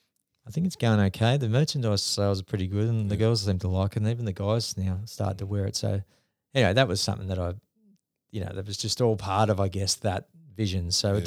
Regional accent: Northern Beaches, New South Wales, Australia; also born or lived in New Zealand; So I decided, I'm from the Northern Beaches, so we'd come back from New Zealand. I could have easily just gone and lived there.

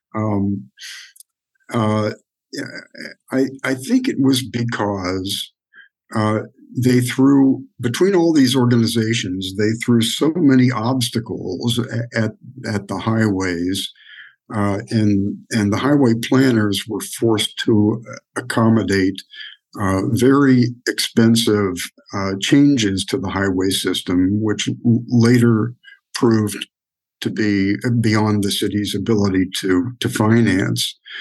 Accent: Wheeling, West Virginia, United States; moved away; I grew up in Wheeling, West Virginia

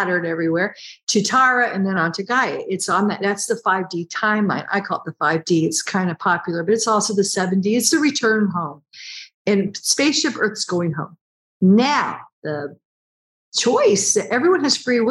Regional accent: United States; I'm American

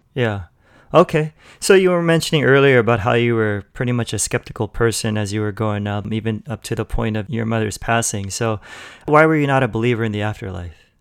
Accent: Los Angeles, California, United States; I'm from L A too

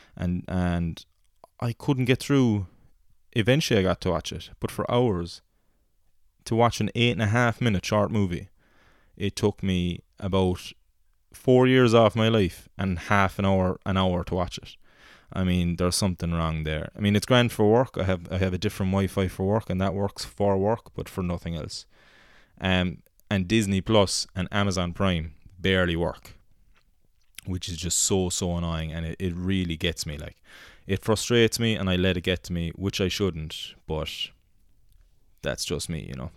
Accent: Rathpeacon, Munster, Ireland

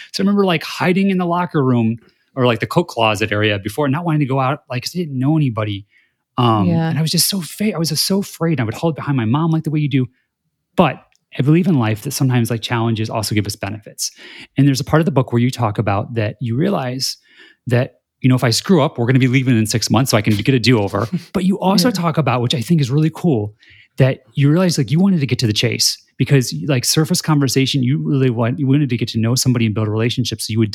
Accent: Indiana, United States; growing up in Indiana

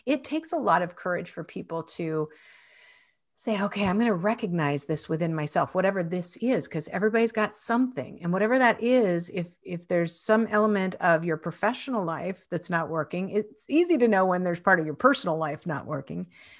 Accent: Spokane, Washington, United States; in Spokane where I grew up in Washington.

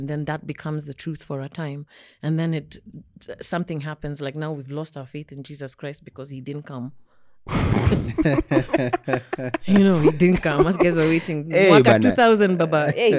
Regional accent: Ngumo, Nairobi, Kenya; I grew up in Ngumo, then Kuna, then Gumo. That's where I spent my childhood. The same house in Gumo.

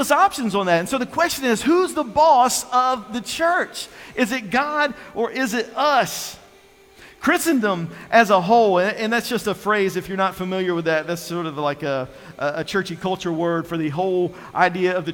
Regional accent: North Carolina, United States; also born or lived in Virginia; I was born and raised in North Carolina

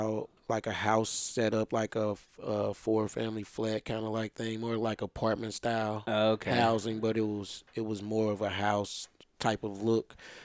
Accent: St. Louis, Missouri, United States; I grew up back in the '80s. Coming up, I've seen a lot of things. As I was saying before, I grew up in Laclede Town

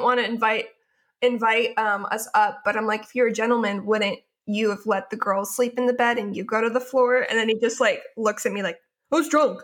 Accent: Portland, Oregon, United States; moved away as an adult; now in Southern California, United States; I live in Southern California currently, although I am from the Portland, Oregon area

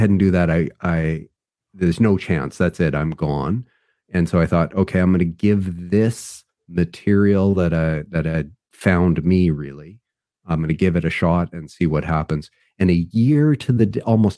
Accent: Vancouver, British Columbia, Canada; I was born in Vancouver, British Columbia, Canada

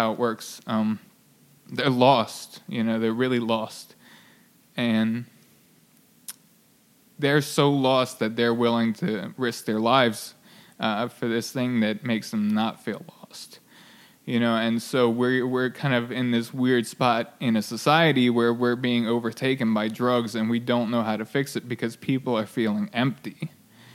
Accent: near Baltimore, Harford County, Maryland, United States; I grew up in near Baltimore, just north

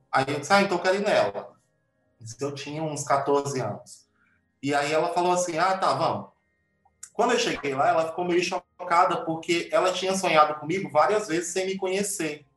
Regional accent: Uruçuí, Piauí, Brazil; eu nasci numa cidade muito pequena no Piauí, chama Uruçuí

